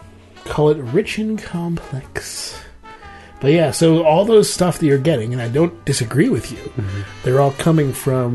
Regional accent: Maryland, United States; I grew up in Maryland where they fluoride their water.

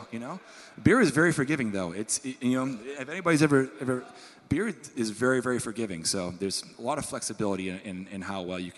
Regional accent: Maine, United States; I'm from Maine

